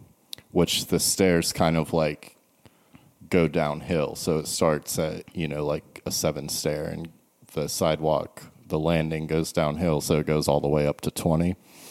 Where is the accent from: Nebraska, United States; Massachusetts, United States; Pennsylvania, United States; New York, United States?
Massachusetts, United States; born there; I was born in Massachusetts, so...